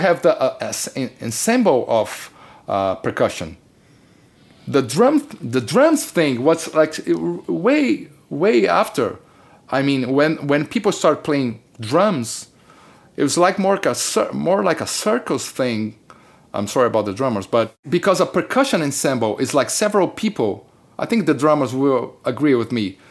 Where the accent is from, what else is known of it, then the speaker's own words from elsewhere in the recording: Brazil; moved away; I come from Brazil